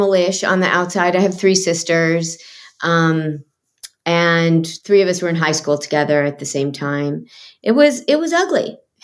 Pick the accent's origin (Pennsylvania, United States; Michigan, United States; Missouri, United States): Michigan, United States; now in Los Angeles, United States; I grew up in Michigan